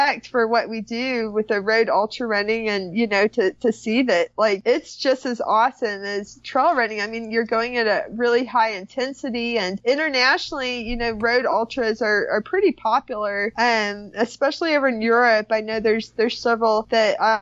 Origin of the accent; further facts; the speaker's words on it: Oklahoma, United States; Growing up in Oklahoma, I grew up eating a lot of meat and a lot of beef